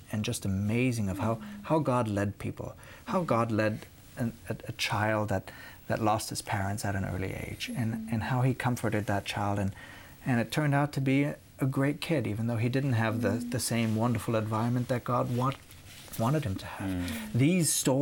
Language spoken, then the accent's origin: English; Munich, Bavaria, Germany; moved away; I grew up in Munich